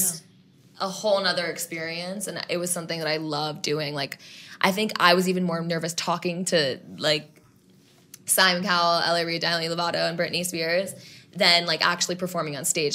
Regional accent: New York City, New York, United States; I grew up in New York City

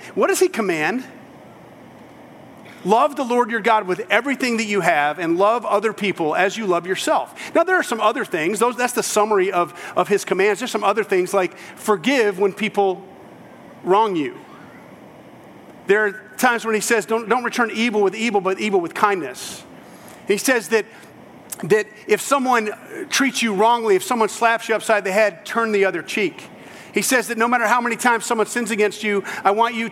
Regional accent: United States; I am true-blooded American.

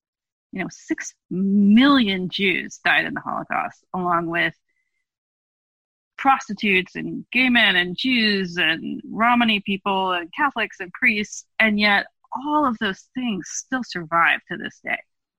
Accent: California, United States; Judaism, at least the way that I grew up in Jewish renewal, very specifically Northern California Jewish renewal

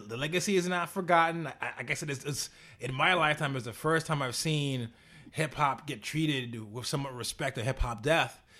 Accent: New York City, New York, United States; as a New Yorker

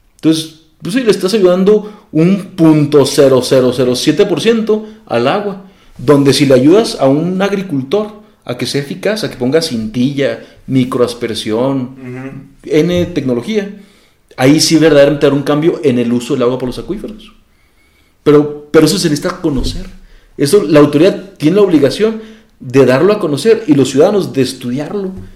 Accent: Mexico; Nosotros aquí en México

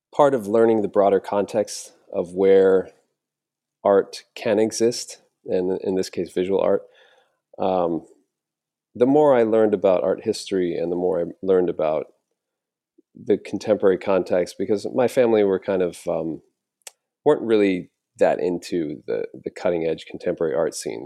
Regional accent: an island on the Gulf Coast of Florida, United States; moved away; having grown up on this island in, on the Gulf Coast of Florida

